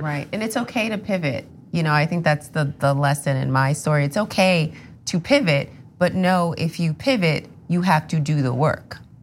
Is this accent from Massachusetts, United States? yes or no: no; New Rochelle, New York, United States; I'm from, uh, New Rochelle, New York